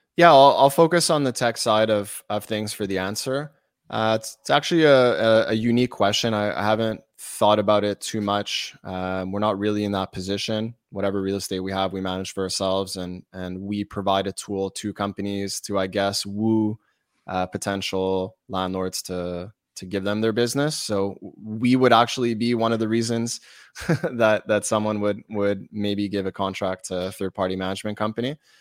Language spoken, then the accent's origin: English; Montreal, Quebec, Canada; I'm from Montreal. we're Canadian